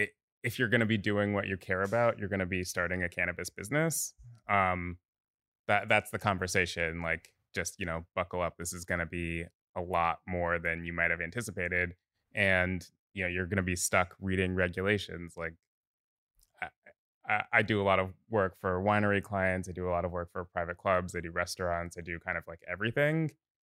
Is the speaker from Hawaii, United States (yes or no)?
no; Oakland, California, United States; Yeah, I live 2 miles from where I grew up